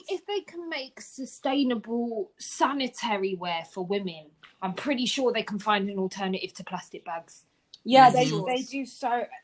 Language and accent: English; Hungary; English is a second language; also born or lived in Germany; I grew up, I don't know how it was in Cape Town, but for me, growing up in Hungary and Germany, these factors have been implemented since I was tiny.